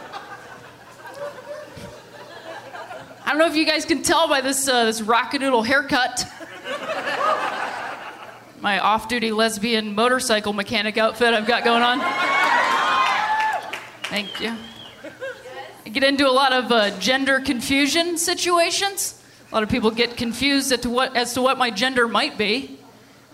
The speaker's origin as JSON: {"language": "English", "region": "Ohio", "country": "United States", "also_born_or_lived": "Chicago", "moved": "yes", "lives_now": "Los Angeles, United States", "said": "I'm originally from Ohio"}